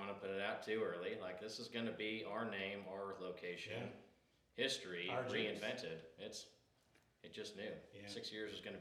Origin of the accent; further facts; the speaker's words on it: West Coast, United States; moved away as an adult; also born or lived in Los Angeles; now in Weston, United States; I'm actually from the West Coast